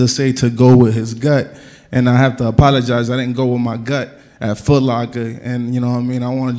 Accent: Boston, Massachusetts, United States; I'm an East Coast dude, I'm from Boston

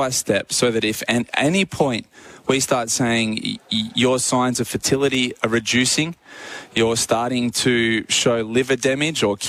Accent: Australia; as an Australian athlete

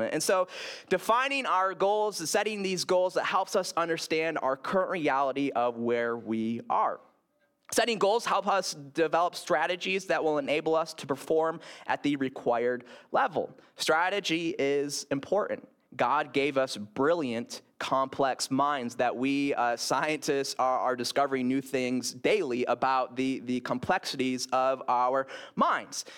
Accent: Grand Rapids, Michigan, United States; moved away; when I lived in Grand Rapids, uh, my hometown, my hometown

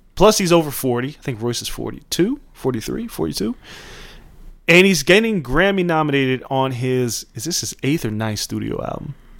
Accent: Las Vegas, Nevada, United States; growing up in Vegas in the 90s

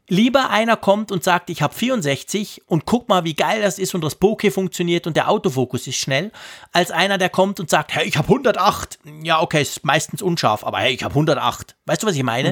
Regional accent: Switzerland; hier bei uns in der Schweiz

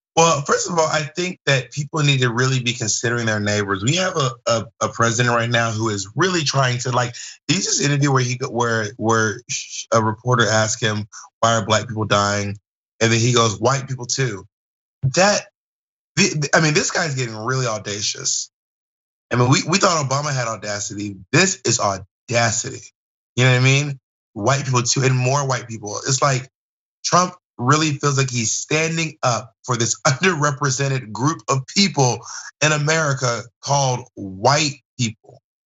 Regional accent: the South, United States; me growing up in the South.

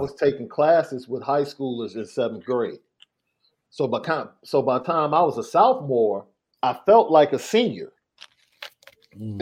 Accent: Chicago, Illinois, United States; I came from Morgan Park, bro. Right? One of the most, one of the best academic schools at that time. I don't know what the rank is now but at that time, it was one of the best academic schools in the city

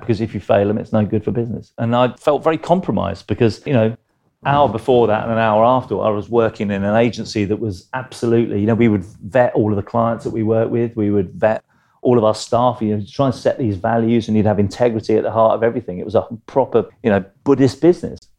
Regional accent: London, United Kingdom; South London. I grew up in Stockwell, Clapham.

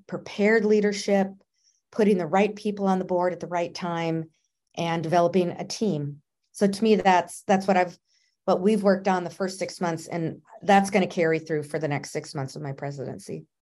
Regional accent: Minnesota, United States; moved away as an adult; now in South Carolina, United States; I'm from Minnesota. I live in South Carolina now.

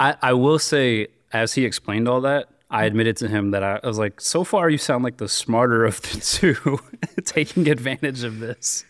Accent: Richmond, Virginia, United States; I grew up, uh, basically in and around Richmond, Virginia.

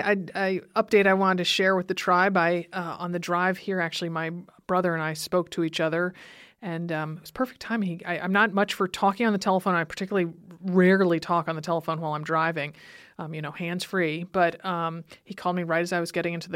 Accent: Stamford, Connecticut, United States; moved away; I grew up in Stamford, Connecticut, where my parents still live

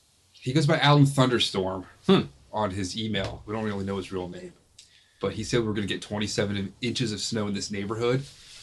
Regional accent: Reston, Virginia, United States; I grew up in Reston

